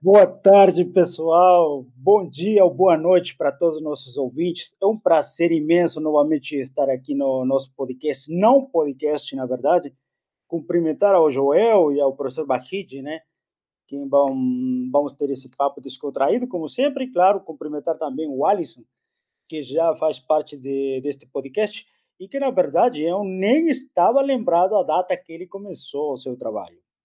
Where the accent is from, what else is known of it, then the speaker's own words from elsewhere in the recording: Peru; first language Spanish; Portuguese is a second language; moved away as an adult; now in Brazil; Aqui no Brasil eu recebi uma bolsa, lá no Peru eu tinha que pagar. Consequência, eu terminei vindo para o Brasil